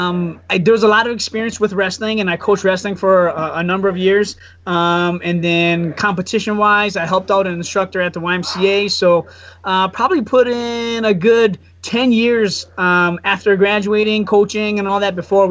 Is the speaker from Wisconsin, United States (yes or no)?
yes; Wausau, Wisconsin, United States; also born or lived in Cincinnati, Ohio; Pretty much I'm a Wassa local. My mom was here. My dad's Hmong. My mom's Caucasian.